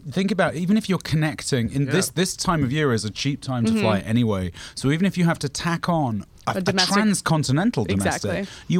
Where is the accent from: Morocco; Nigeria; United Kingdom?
United Kingdom; as a British person